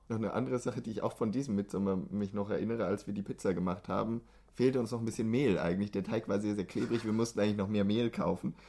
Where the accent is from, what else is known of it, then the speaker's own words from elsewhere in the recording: Germany; now in Sweden; Für uns als Deutsche